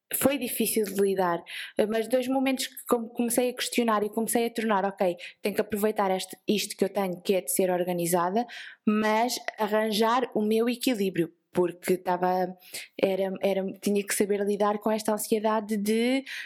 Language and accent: Portuguese; Vieira de Leiria, Centro, Portugal; eu sou da Vieira, para quem não sabe é perto da praia, então nós falamos a cantar e assim um bocado à ah, peixeira